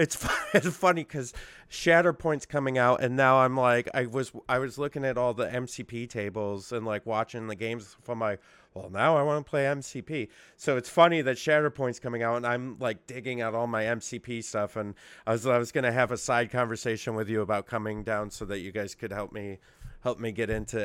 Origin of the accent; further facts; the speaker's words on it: Syracuse, New York, United States; I mean, it's my hometown. I should come.